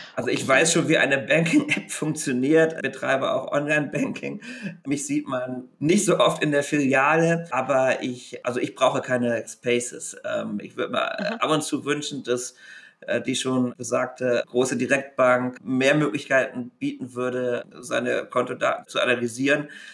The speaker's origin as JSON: {"language": "German", "region": "Rhineland", "country": "Germany", "said": "ich als Rheinländer natürlich auch katholisch bin"}